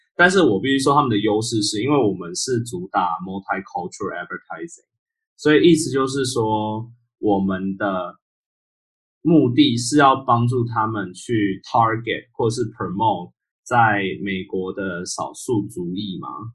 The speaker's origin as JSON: {"language": "Chinese", "country": "Taiwan", "moved": "yes", "lives_now": "United States", "said": "我是一个台湾人"}